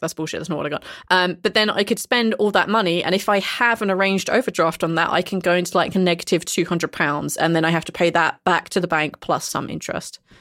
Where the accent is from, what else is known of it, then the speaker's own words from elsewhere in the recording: England, United Kingdom; now in Iceland; I come from England, and I live in Iceland.